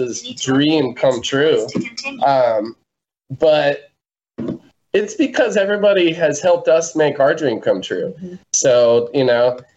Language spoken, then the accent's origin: English; South Mississippi, United States; We're from South Mississippi